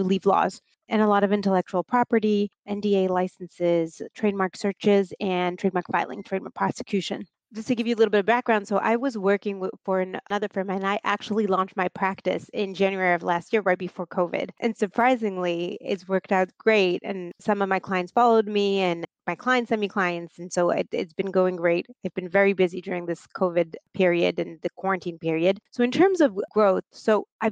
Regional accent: Marseille, Provence-Alpes-Côte d'Azur, France; moved away as an adult; now in New York City, United States; I am originally from the south of France. I was born and raised in Marseille.

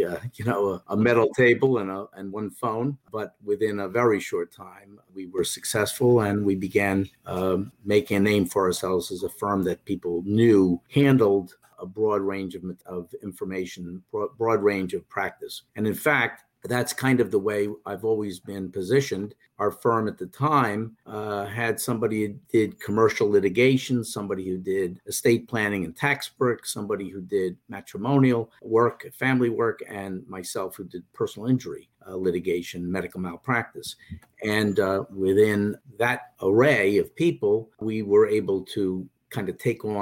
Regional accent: New Jersey, United States; also born or lived in New York City; since I grew up in New Jersey

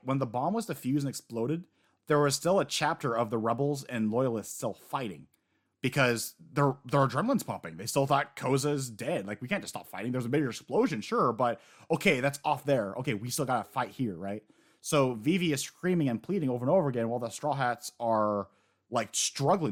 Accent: United States; as an American

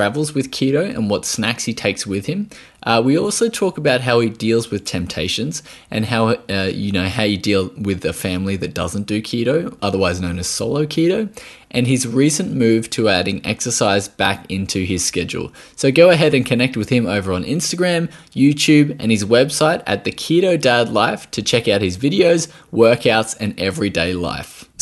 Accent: Australia

